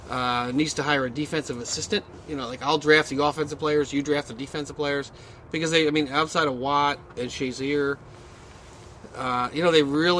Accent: New York, United States; I'm from New York.

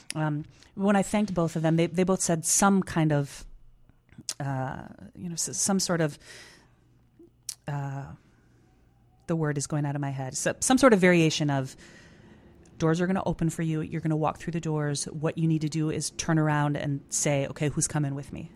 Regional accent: Chicago, Illinois, United States; being a Chicagoan

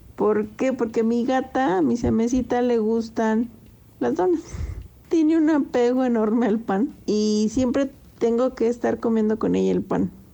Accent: Zacatecas, Mexico; soy de Zacatecas

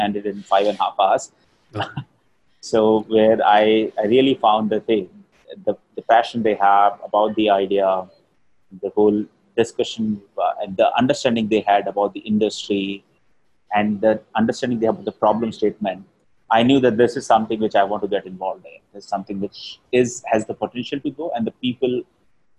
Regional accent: Rajasthan, India; I'm from Rajasthan, I'm a Marwari

